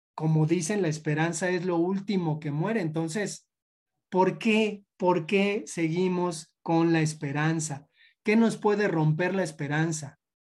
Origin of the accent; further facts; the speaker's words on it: Mexico; como comunidad, como cultura mexicana